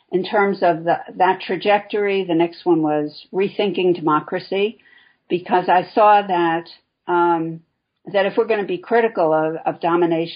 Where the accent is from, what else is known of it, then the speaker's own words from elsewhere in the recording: New York City, New York, United States; also born or lived in Chicago; I'm originally from New York City, and where I still live, mostly